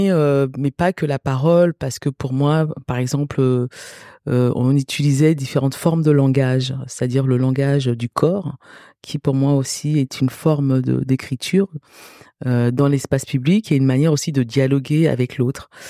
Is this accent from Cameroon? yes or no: yes; Cameroon; born there; je suis née au Cameroun